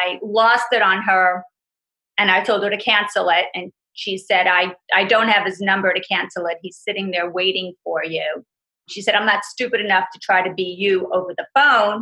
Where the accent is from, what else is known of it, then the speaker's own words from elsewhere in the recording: New York, United States; I'm from New York, born and raised